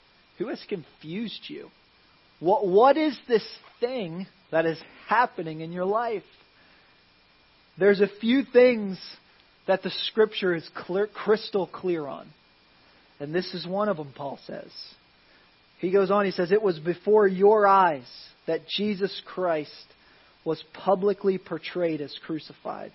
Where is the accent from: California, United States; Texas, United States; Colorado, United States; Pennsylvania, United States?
Pennsylvania, United States; Philadelphia; now in Florida, United States; I grew up in Philadelphia